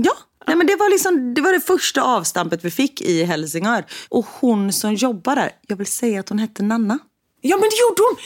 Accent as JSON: {"language": "Swedish", "town": "Gothenburg", "region": "Västra Götaland", "country": "Sweden", "said": "vi är ju från Göteborg"}